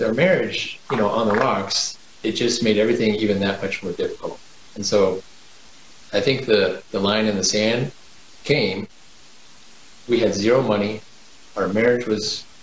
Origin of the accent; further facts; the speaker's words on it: Kansas City, United States; moved away; I grew up in Kansas City area